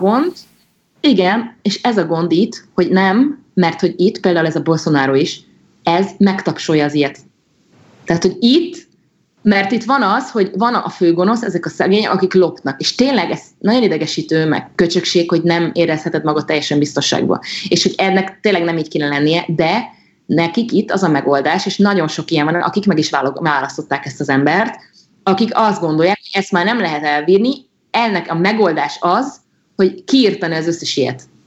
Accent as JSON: {"language": "Hungarian", "country": "Hungary", "moved": "yes", "lives_now": "Brazil"}